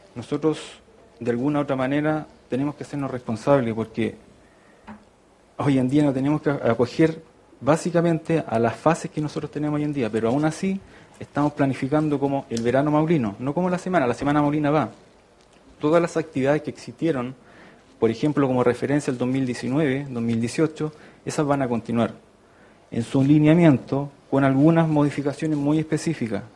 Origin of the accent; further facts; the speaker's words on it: Constitución, Maule, Chile; moved away as an adult; also born or lived in France / Brazil; yo soy de Constitución acá